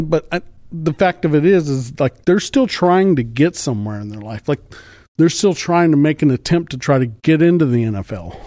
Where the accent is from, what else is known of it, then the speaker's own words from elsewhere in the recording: Central Texas, United States; also born or lived in Burnet, Texas; I'm a native of Texas. I was born and raised in West Texas, grew up in Central Texas